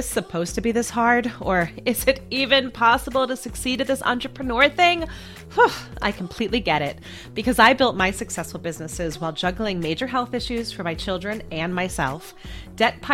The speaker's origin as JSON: {"language": "English", "region": "Massachusetts", "country": "United States", "said": "my home state of Massachusetts"}